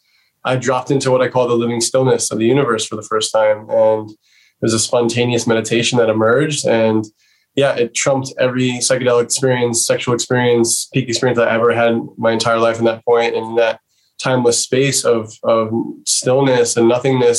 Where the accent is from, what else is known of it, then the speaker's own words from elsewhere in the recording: New York City, New York, United States; I grew up in New York City